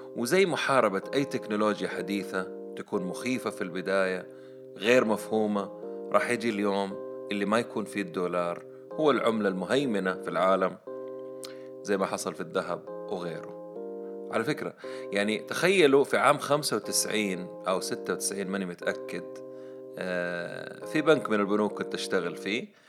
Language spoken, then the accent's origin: Arabic; Saudi Arabia; إحنا عندنا في السعودية